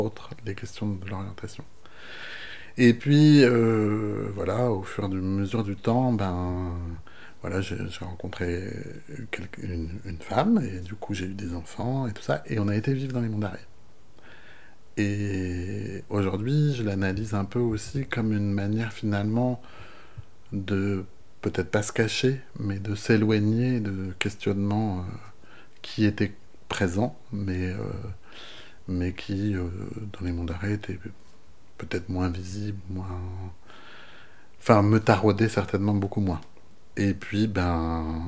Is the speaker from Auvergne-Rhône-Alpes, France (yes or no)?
no; Brest, Brittany, France; also born or lived in Monts d'Arrée; j'ai grandi à Brest dans une famille euh, que je crois assez euh, ouverte finalement